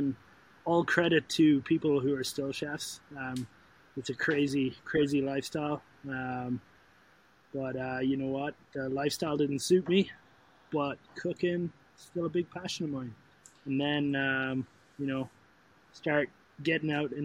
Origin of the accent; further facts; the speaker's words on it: Ireland; moved away as an adult; now in Canada; I was born and raised in Canada, or in Ireland, have moved to Canada at 24, have been here now for 13 years